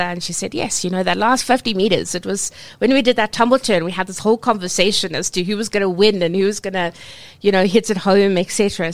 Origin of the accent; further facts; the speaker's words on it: Cape Town, Western Cape, South Africa; growing up in Cape Town. Um, I swam for province